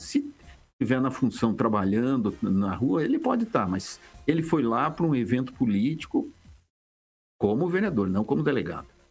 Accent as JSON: {"language": "Portuguese", "town": "Maringá", "region": "Paraná", "country": "Brazil", "tie": "born or raised there", "moved": "yes", "lives_now": "Curitiba, Brazil", "said": "quando eu era criança em Maringá"}